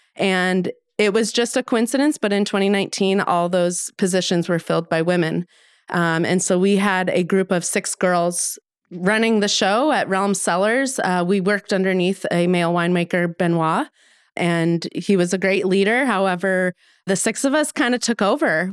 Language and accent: English; suburbs south of Denver, Colorado, United States; moved away as an adult; also born or lived in Sonoma County, California; I'm from Colorado. So I just grew up in the suburbs, nothing exciting, just south of Denver